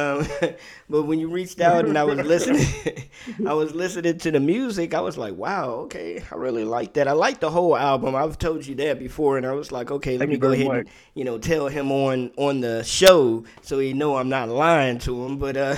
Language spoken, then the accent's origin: English; Maryland, United States; because I was raised in Maryland, in D.C., Maryland area. I was a military brat, so I lived pretty much all over when I was younger